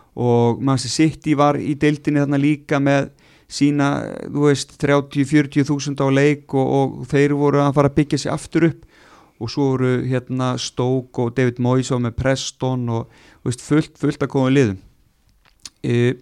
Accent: Vestmannaeyjar, Southern Region, Iceland; maður elst upp í Vestmanni

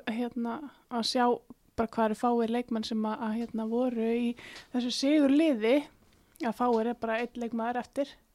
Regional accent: Iceland

